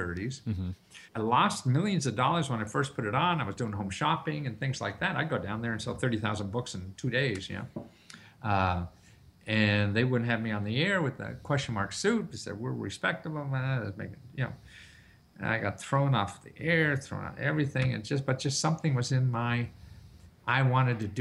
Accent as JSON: {"language": "English", "town": "Wilkes-Barre", "region": "Pennsylvania", "country": "United States", "tie": "born or raised there", "said": "I grew up in Wilkes-Barre, Pennsylvania"}